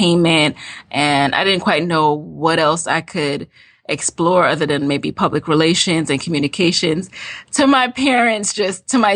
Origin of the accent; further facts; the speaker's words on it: New York City, New York, United States; also born or lived in Jamaica; I'm originally from Jamaica, the island. I was born there. I came to the U.S. when I was 6, and I grew up in the Bronx, New York